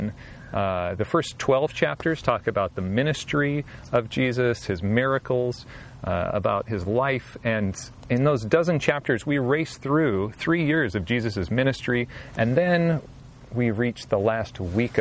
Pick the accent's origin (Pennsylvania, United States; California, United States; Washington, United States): Washington, United States; Southwest; I grew up in Southwest Washington in a small town